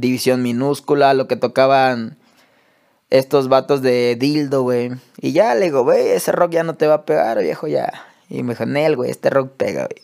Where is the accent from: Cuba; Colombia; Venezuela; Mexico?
Mexico; Acapulco, Guerrero; also born or lived in Taxco de Alarcón; yo que soy de Acapulco, güey crecimos reggaetoneros